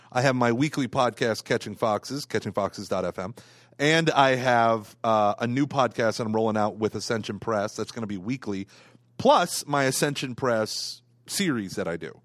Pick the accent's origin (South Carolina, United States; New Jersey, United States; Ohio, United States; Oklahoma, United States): Oklahoma, United States; Tulsa area; I love my other churches that were in my hometown